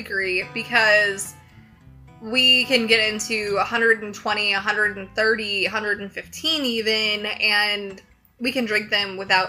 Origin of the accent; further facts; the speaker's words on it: the South, United States; I'm from the South